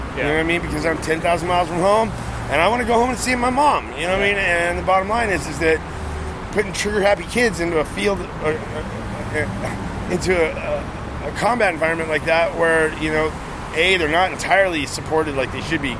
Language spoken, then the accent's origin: English; Arizona, United States; also born or lived in Hawaii; And I came here from Arizona. Well, I went through Hawaii, which was weird, but 3 years in Hawaii